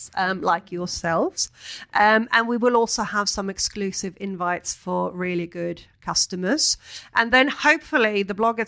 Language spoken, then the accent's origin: English; Sweden; now in London, United Kingdom; I was brought up in Sweden